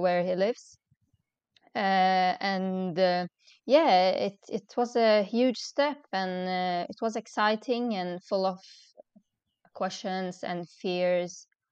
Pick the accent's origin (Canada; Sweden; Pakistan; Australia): Sweden; moved away as an adult; now in Dubai, United Arab Emirates; I was born and raised in Sweden